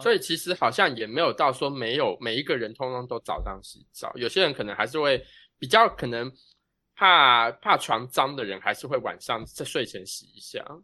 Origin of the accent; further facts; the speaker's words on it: Taiwan; 我们台湾人